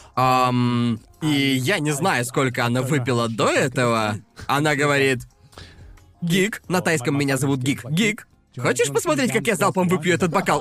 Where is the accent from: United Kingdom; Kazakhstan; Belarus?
United Kingdom; Brighton, South East England; now in Japan; по Брайтону, гуляли по городу, ведь я уже давно не был в родном городе